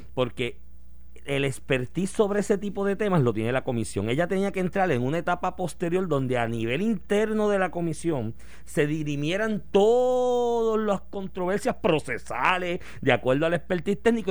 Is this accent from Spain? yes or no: no; Puerto Rico; todos nosotros como puertorriqueños